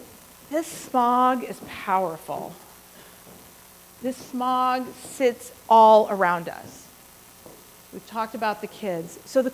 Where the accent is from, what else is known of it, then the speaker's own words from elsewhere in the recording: India; Everybody's going to want them. I'm Indian.